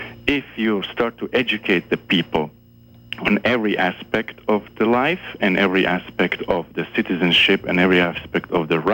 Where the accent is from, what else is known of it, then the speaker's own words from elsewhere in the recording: Czechia; born there; also born or lived in Germany / Switzerland; I was born in Czechoslovakia, mm-hmm. but I also lived in Germany, and I also lived in Switzerland.